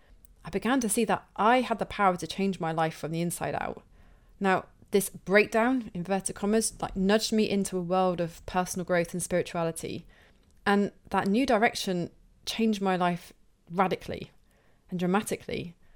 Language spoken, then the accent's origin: English; Plymouth, South West England, United Kingdom; I feel especially connected to this one because Tom is from my hometown of Plymouth here in the UK.